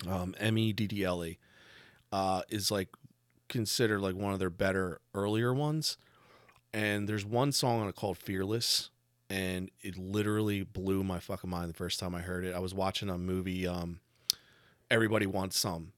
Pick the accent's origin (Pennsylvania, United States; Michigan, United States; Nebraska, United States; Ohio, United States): Pennsylvania, United States; Delco; also born or lived in Pittsburgh; He was from Delco and I was from Delco